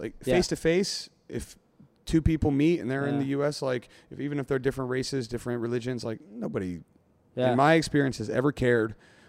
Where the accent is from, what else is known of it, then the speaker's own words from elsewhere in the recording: West Virginia, United States; moved away as an adult; now in Singapore; I grew up in a Trump state. I mean, I'm from West Virginia.